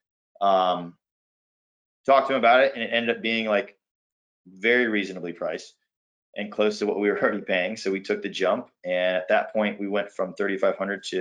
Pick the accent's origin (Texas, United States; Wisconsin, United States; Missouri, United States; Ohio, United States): Ohio, United States; moved away; also born or lived in Florida; I'm from Ohio, so it's kind of my hometown-ish, very close to where I grew up